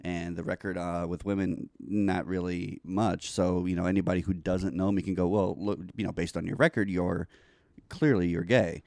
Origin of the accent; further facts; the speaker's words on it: New York City, New York, United States; moved away; also born or lived in Florida; I grew up in New York